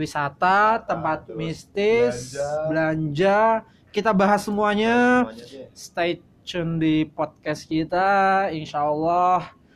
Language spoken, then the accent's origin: Indonesian; Klaten, Central Java, Indonesia; moved away as an adult; also born or lived in Yogyakarta; now in Jakarta, Indonesia; saya dari Klaten